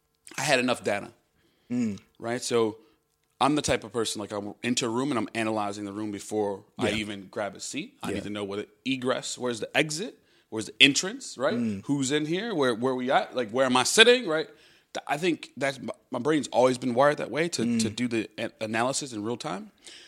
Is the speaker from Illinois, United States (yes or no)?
yes; Chicago, Illinois, United States; moved away; Yep, born and raised.